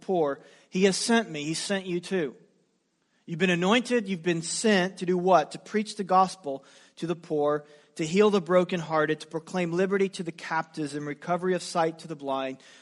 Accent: United States; as an American.

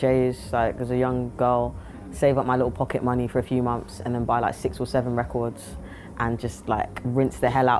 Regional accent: Harrow, London, United Kingdom; I'm from Harrow originally

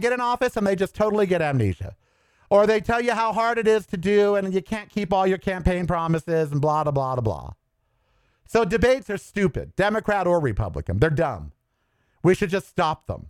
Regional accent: United States; I'm an American first, above all.

